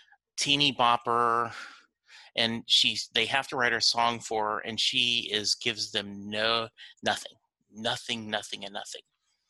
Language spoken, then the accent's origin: English; Leesville, Louisiana, United States; born there; I was born in Leesville, Louisiana. And so that is right next to Fort Polk, Louisiana.